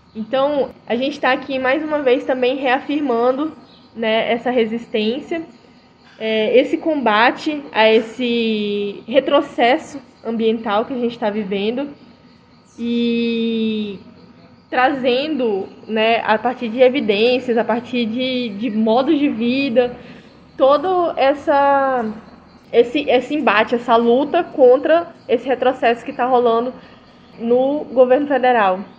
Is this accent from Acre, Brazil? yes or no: yes; Rio Branco, Acre, Brazil; sou de Rio Branco Acre